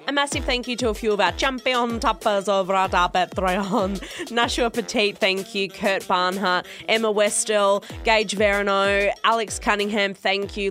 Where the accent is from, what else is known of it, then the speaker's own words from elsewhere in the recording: Perth, Western Australia, Australia; where I grew up in Perth